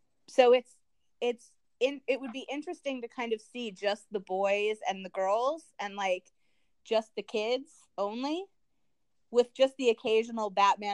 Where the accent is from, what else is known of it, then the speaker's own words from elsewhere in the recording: Bloomington, Minnesota, United States; moved away; I love Bloomington. I'm happy that I lived there. My family still lives there